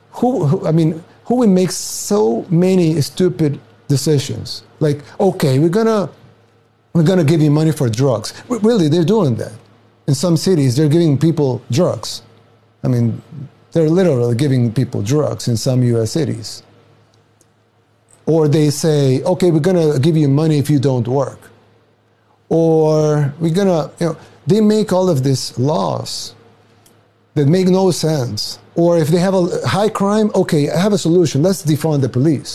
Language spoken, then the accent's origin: English; El Salvador; now in United States